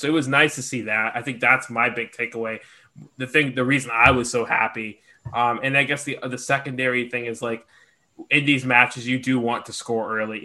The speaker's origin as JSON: {"language": "English", "region": "Georgia", "country": "United States", "accent": "southern", "said": "I'm from Georgia, so like y'all don't hear it as much, but sometimes, like Greg hears it sometimes. Like my southern accent comes out"}